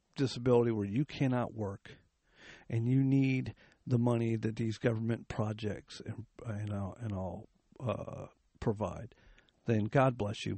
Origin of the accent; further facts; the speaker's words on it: United States; I was born in the United States